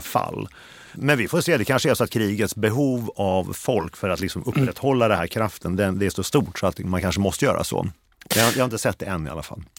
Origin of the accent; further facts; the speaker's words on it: Sweden; jag är svensk.